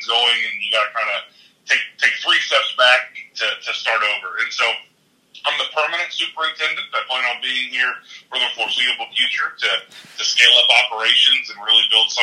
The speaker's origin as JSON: {"language": "English", "region": "rural Ohio", "country": "United States", "tie": "born or raised there", "moved": "as an adult", "lives_now": "Anniston, United States", "said": "I'm a small-town kid at heart, and it's a college town in rural Ohio"}